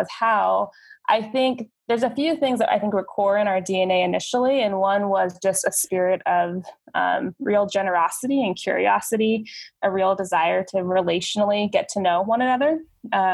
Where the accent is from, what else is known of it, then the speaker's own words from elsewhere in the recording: Phoenix, Arizona, United States; I was born and raised in Phoenix, Arizona, so I've been here my whole life.